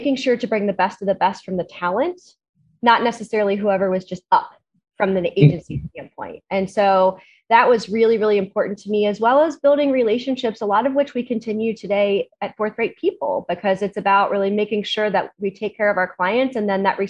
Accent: Cincinnati, Ohio, United States; we are from Cincinnati, Ohio, which is a small, you know, Midwest town

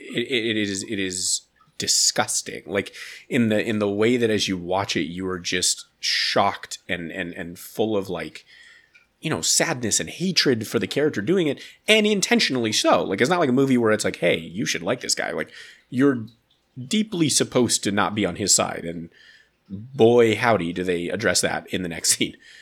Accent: United States; I'm an American man

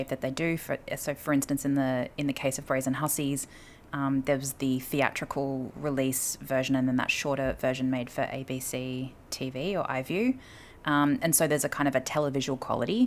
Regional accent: Australia; as an Australian woman myself

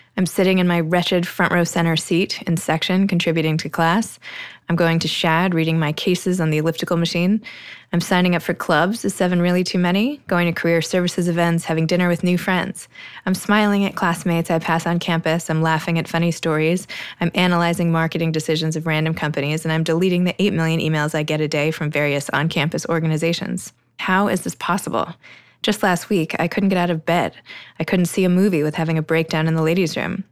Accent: New York City, New York, United States; moved away as an adult; my hometown

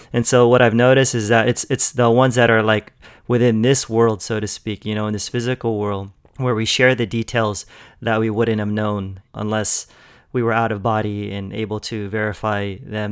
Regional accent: Los Angeles, California, United States; I'm from L A too

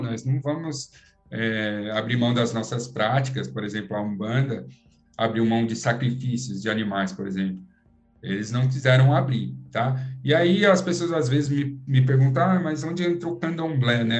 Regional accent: Brazil; nós brasileiros

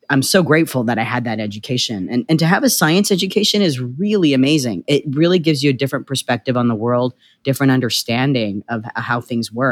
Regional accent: Canada; also born or lived in Winnipeg / Vancouver / Toronto; now in Los Angeles, United States; Well, I'm Canadian. Uh, I was uh, you know Winnipeg, Vancouver, and Toronto.

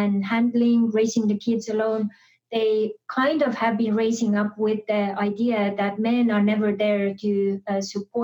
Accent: Estonia; moved away; I was born and raised in Estonia.

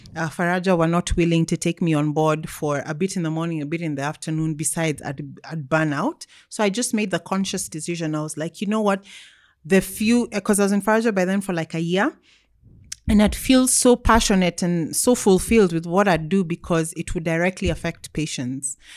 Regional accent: Nairobi, Kenya; I grew up, um, until I was fourteen, we lived in Kileleshwa

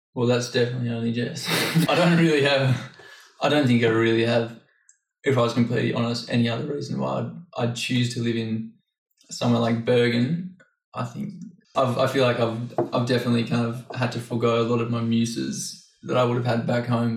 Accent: Australia; moved away; I'm 25 and I'm from Australia originally.

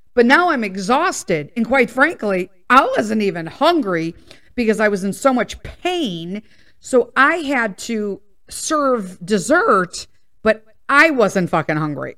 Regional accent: Midwest, United States; we're from the Midwest, so we say pop, soda

